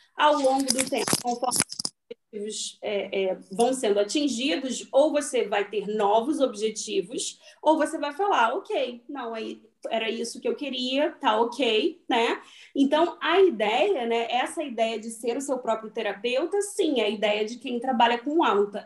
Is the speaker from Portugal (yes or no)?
no; Rio de Janeiro, Brazil; moved away; eu e a Aline somos do Rio de Janeiro